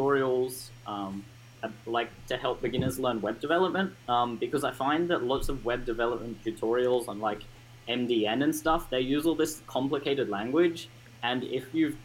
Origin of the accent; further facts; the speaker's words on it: Sydney, New South Wales, Australia; I'm 15 years old, and I'm from Sydney in Australia